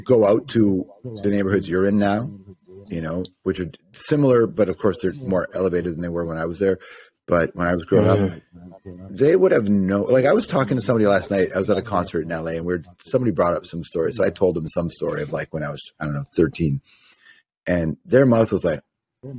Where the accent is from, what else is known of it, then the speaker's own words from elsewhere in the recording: Toronto, Ontario, Canada; I'm more of a West Side Toronto guy than anything